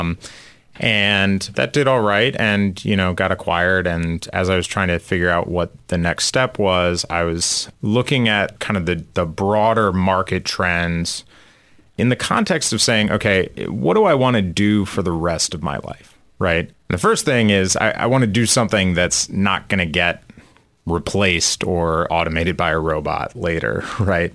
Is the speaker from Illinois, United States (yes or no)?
yes; outside of Chicago, Illinois, United States; moved away as an adult; also born or lived in California; now in Philadelphia, United States; I grew up outside of Chicago